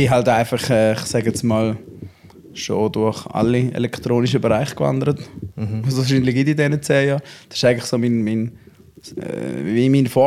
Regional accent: Schaffhausen, Switzerland; born there; also born or lived in Zurich; Ja, es ist eigentlich, es ist Kanton, also ich bin in Schaffhausen geboren. Ja. Ich bin dort auf die Welt gekommen und äh, einmal noch kurz zu Zürich gewohnt. Und jetzt bin ich wieder ähm, in die Region zurück.

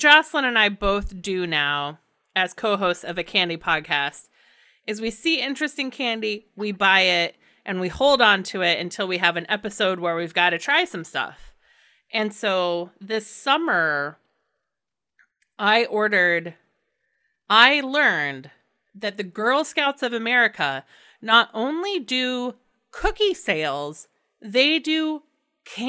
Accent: Indiana, United States; moved away; I grew up in Indiana

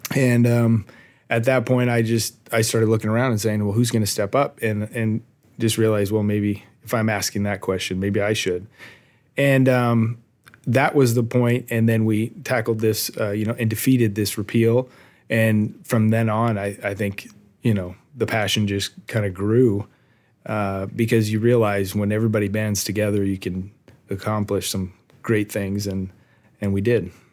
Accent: Arcadia, California, United States; also born or lived in West Virginia; I was born and raised in Arcadia

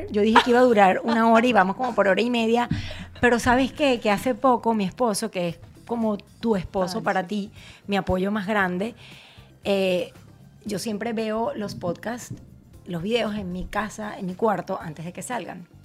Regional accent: Venezuela; no solo como venezolanos, sino como latinos se van a sentir orgullosos de, lo, que, representamos y de lo que somos.

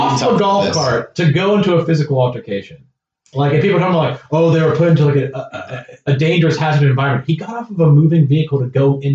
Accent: United States; I'm speaking no one else as an American.

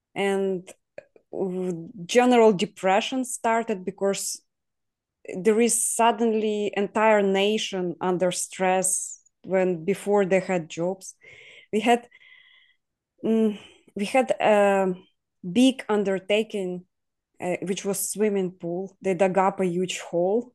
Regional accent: Ukraine; now in Poland; we all were sent to Ukraine when I was two years old. So I grew up in Ukraine, but I wasn't born there as well.

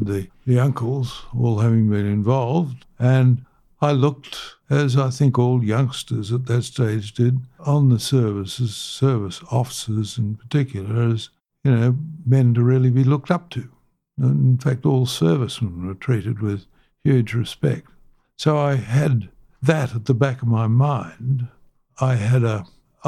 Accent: Lilydale, Victoria, Australia; born in Lilydale, Victoria, on Valentine's Day, 1936.

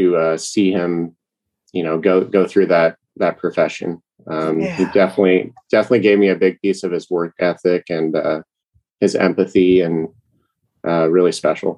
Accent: Bakersfield, California, United States; moved away as an adult; now in Monterey, United States; I grew up, born and raised, third generation Bakersfield, California

